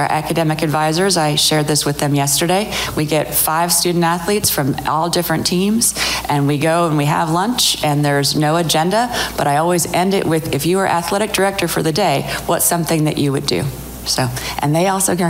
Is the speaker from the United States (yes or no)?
yes; San Francisco Bay Area, California, United States; moved away; We grew up in the San Francisco Bay Area